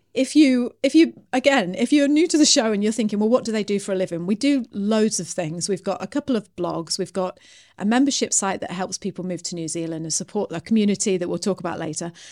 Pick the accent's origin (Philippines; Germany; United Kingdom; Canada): United Kingdom; me being British